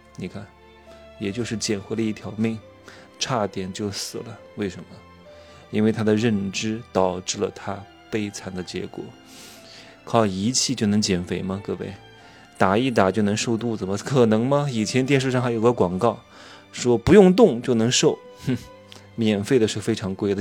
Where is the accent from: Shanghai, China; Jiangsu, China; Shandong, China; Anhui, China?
Anhui, China; Wuhu; moved away; 今天刚回芜湖，我老家是芜湖的，待个两天，我差不多也就一年回来一次吧，对吧？父母都在芜湖住着